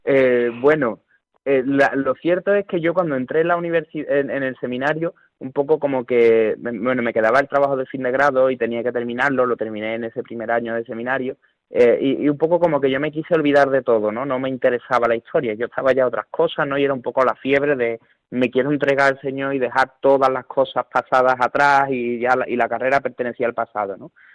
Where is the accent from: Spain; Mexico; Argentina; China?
Spain; Seville, Andalusia; en mi pueblo hay dos parroquias, está San José y está Santa María Madre de Dios